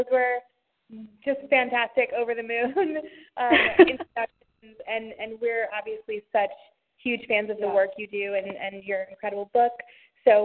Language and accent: English; Fairfax, Virginia, United States; now in New York, United States; I've been in New York for over 10 years. And I grew up in Fairfax City, which is about 20 miles outside of Washington, D.C.